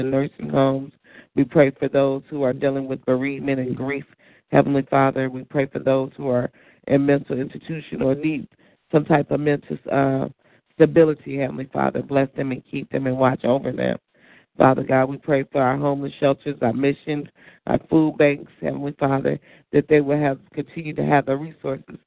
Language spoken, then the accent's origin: English; Detroit, Michigan, United States; my hometown, Detroit